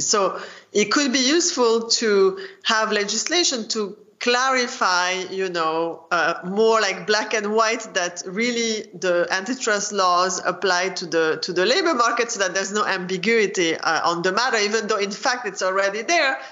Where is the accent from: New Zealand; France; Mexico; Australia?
France; moved away as an adult; also born or lived in United Kingdom / Chicago, United States; I grew up in France